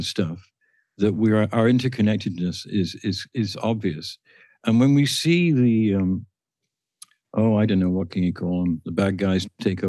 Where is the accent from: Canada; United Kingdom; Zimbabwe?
United Kingdom; the industrial part of England; moved away; Where I grew up in England, in the industrial part of England